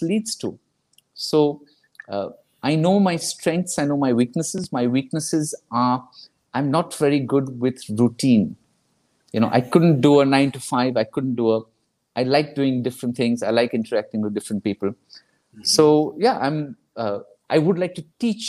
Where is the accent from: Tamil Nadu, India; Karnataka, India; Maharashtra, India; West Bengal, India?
West Bengal, India; Kolkata; I'm from Calcutta